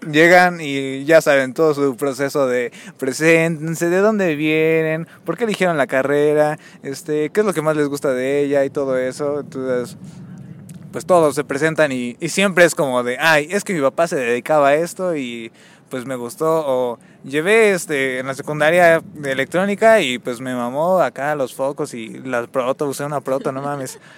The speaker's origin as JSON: {"language": "Spanish", "region": "State of Mexico", "country": "Mexico", "lives_now": "Mexico City, Mexico", "said": "Sí, sí, soy chilango de rancho."}